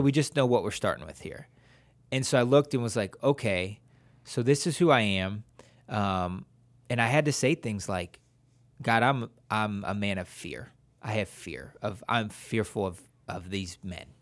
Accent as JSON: {"language": "English", "town": "Wadsworth", "region": "Ohio", "country": "United States", "moved": "as an adult", "lives_now": "San Jose, Costa Rica", "said": "we're from Watsworth, Ohio, and then we are living in San Jose, Costa Rica"}